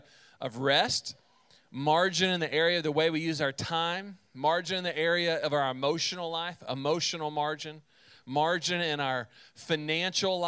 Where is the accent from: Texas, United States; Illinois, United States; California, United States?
Texas, United States; central; My family, we are from Texas, but my dad's side of the family lived in North Carolina. And both my parents are teachers, so what that meant is in the summer, they had time off, and we would pack up in the car, and we would drive from central Texas